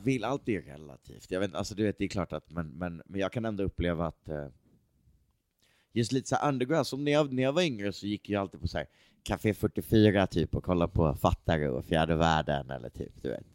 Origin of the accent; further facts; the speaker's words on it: Sweden; jag är svensk rappare